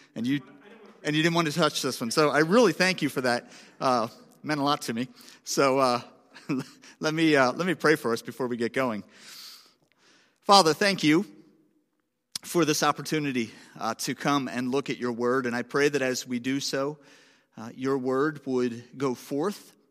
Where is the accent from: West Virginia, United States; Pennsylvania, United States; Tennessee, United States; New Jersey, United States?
Pennsylvania, United States; Philadelphia; now in Boston, United States; I'm, I'm from Philadelphia originally